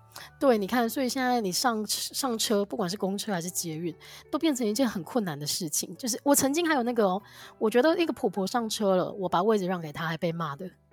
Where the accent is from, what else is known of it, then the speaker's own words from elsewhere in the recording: Kaohsiung, Taiwan; 身为一个高雄人，我就是到巷口seven都要骑摩托车的个性